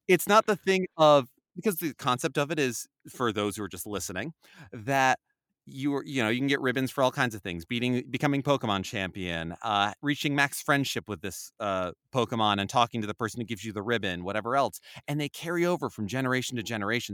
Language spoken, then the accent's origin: English; New Jersey, United States; I grew up in North Jersey